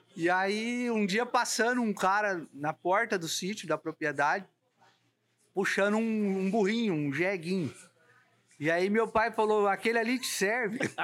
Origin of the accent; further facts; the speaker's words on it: São Paulo, Brazil; eu sou do estado de São Paulo